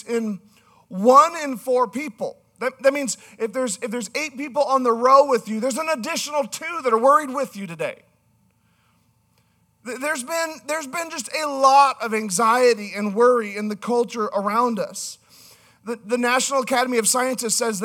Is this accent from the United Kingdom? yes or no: no; Canada; I'm from Canada, so Generation